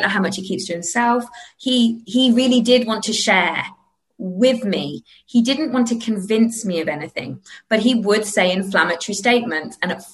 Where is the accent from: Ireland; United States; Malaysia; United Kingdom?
United Kingdom; as a British person